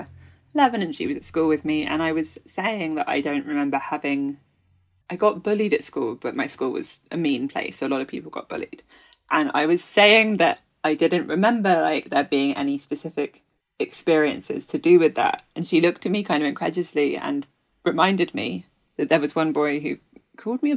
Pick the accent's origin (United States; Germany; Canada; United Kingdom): United Kingdom; Kent, South East England; also born or lived in London; born in London, but I grew up in Kent